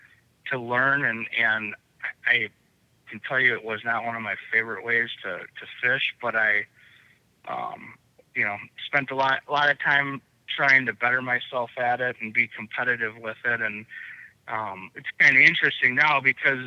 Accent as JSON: {"language": "English", "town": "Pewaukee", "region": "Wisconsin", "country": "United States", "tie": "born or raised there", "said": "I grew up on Pewaukee Lake"}